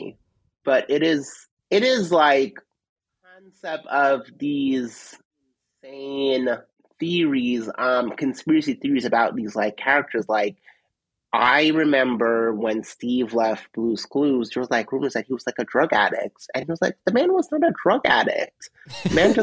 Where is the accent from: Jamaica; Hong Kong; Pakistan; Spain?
Jamaica; moved away; I grew up in Jamaica